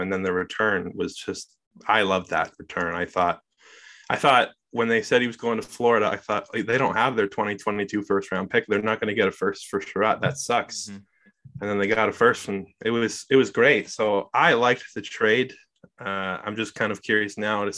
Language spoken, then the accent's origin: English; Southern Ontario, Canada; I'm from Southern Ontario